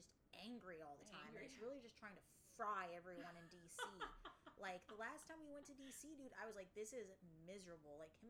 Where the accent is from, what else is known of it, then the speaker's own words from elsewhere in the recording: Florida, United States; I was, like, born and raised in Florida. I'm, like, a true blue